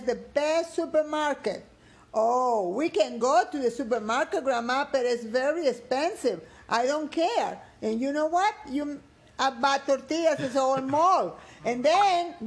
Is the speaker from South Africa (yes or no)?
no; Guatemala; now in Houston, United States; I'm born there and I'm raised in there